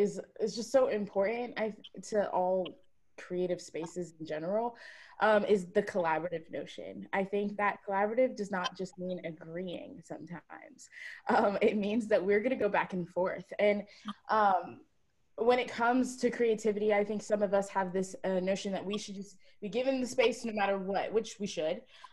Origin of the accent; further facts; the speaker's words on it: Jamaica; I know I've been fearful of being too Jamaican in too many spaces and being too this or too that.